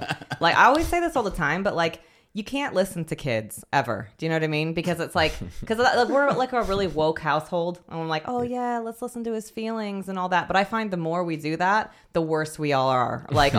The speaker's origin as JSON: {"language": "English", "region": "West Coast", "country": "United States", "also_born_or_lived": "New York", "said": "I lived in New York. I'm from the West Coast of the US, and I lived in New York for like 5 years"}